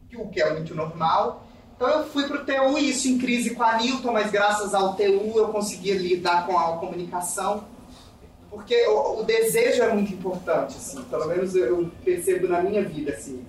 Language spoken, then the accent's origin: Portuguese; Brazil; also born or lived in United Kingdom / Poland; como brasileiros